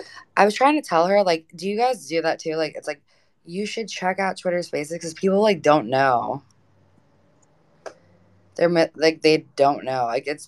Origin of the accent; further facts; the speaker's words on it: the South, United States; Well, I'm originally from the South. From the East Coast, you know.